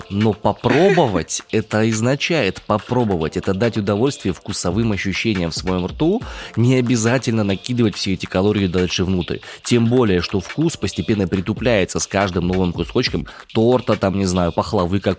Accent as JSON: {"language": "Russian", "region": "Far East", "country": "Russia", "tie": "born or raised there", "said": "Я вырос на Дальнем Востоке, на побережье."}